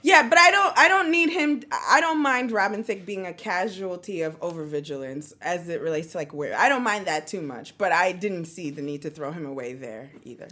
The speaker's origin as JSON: {"language": "English", "country": "United States", "said": "I'm American"}